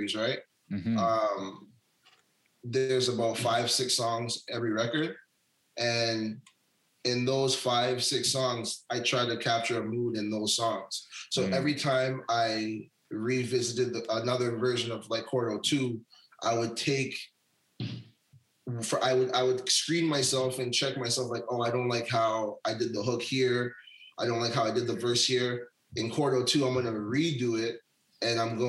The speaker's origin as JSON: {"language": "English", "town": "Hamilton", "region": "Ontario", "country": "Canada", "tie": "born or raised there", "moved": "as an adult", "lives_now": "Vancouver, Canada", "said": "I'm from out east, Hamilton. I grew up in Hamilton."}